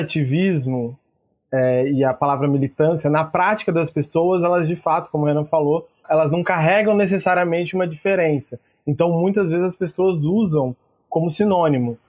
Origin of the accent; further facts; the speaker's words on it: São Paulo, Brazil; moved away as an adult; also born or lived in Niterói; eu sou nascido e criado em São Paulo, na periferia de São Paulo